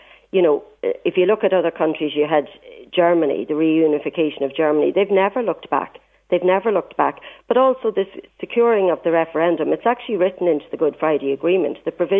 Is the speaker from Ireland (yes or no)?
yes; Ireland; No, as an Irish Republican myself, I've worked daily. It's always been the core of my beliefs, the reunification of my country.